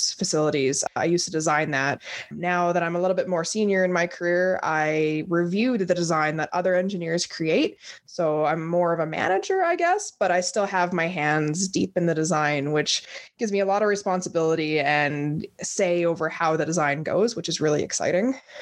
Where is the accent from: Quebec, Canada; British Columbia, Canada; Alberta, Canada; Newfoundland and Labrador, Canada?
Alberta, Canada; Grande Prairie; also born or lived in Whitehorse, Yukon; I was born up in Whitehorse, Yukon back in 1991, and I was raised in Grand Prairie.